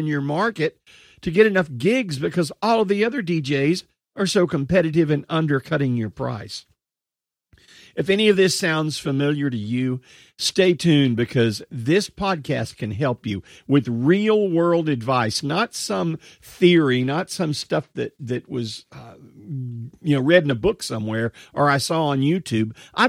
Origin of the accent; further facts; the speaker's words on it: Texas, United States; accent: Texas; And it was a Texas town. You can probably tell from some of my accent, although I've lost some of that accent over the years, still have some Texas stuff.